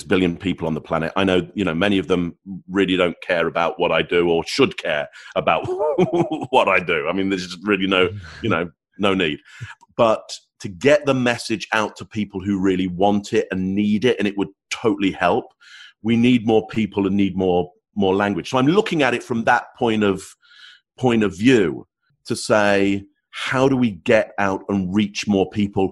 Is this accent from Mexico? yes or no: no; England, United Kingdom; first language English; being English, there's only one language that I speak.